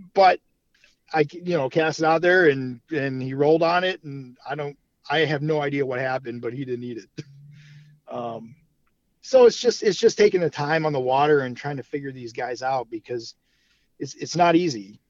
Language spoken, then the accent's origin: English; Brunswick, Ohio, United States; also born or lived in Cleveland, Ohio; I'm from Cleveland, born uh, west side of Cleveland, uh, Brunswick, or as we like to call it, Brunstucky.